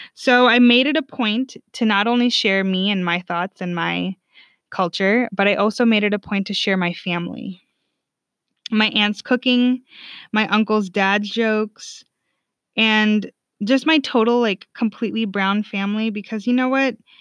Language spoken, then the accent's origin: English; California, United States; also born or lived in Sweden; I'm from the state that, like, votes correctly